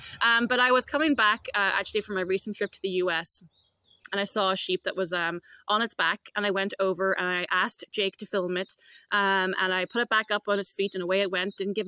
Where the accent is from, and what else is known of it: Derry, Northern Ireland, United Kingdom